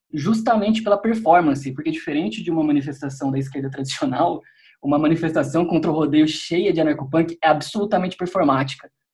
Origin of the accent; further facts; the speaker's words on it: Piracicaba, São Paulo, Brazil; foi numa cidade do interior, em Piracicaba, onde eu cresci